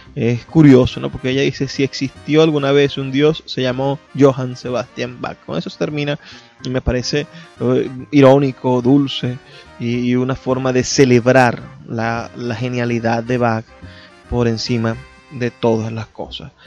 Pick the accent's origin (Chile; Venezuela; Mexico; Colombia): Venezuela; Zulia; soy zuliano por lo que hago en conjunto como sociedad del Zulia